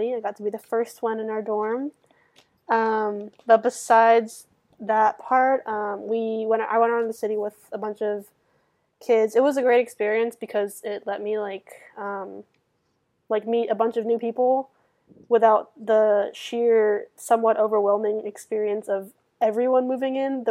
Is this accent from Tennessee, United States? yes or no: yes; Memphis, Tennessee, United States; I'm from Memphis, Tennessee